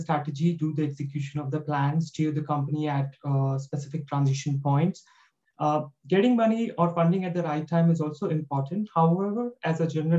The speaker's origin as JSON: {"language": "English", "country": "India", "moved": "yes", "said": "I'm from India. I've done my education and education from University of Delhi"}